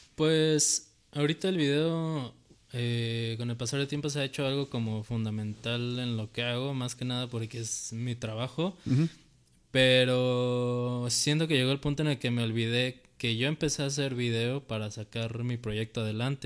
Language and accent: Spanish; Mexico; a los mexicanos nos da pena decir que somos mexicanos